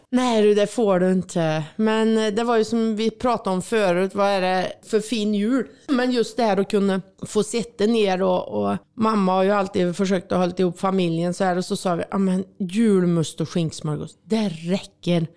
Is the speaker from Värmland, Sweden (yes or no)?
yes; Värmland, Sweden; born or raised there; moved away; also born or lived in Switzerland